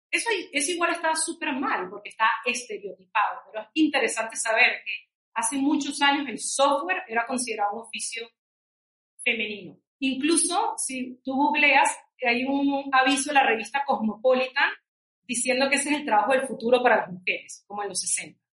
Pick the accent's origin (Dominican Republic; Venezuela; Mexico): Venezuela; moved away as an adult; also born or lived in New York; now in Peru; nosotros somos venezolanos, mi esposo y yo, eh, y nos conocimos en Nueva York con los que son ahora nuestros socios de laboratoria. Y la historia larga hecha corta es que mi esposo y yo nos vinimos a Perú por mi trabajo